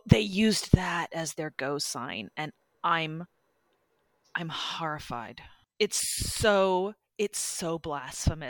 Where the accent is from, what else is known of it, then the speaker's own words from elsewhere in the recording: Midwest, United States; growing up in the Midwest